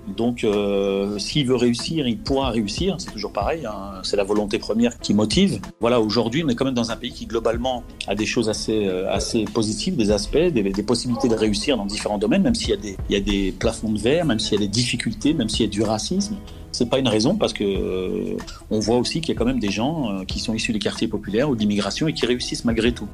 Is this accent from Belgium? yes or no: no; Gennevilliers, Île-de-France, France; also born or lived in Clichy-la-Garenne; je, suis né euh, à Clichy-la-Garenne et j'ai grandi euh, à Gennevilliers dans le 92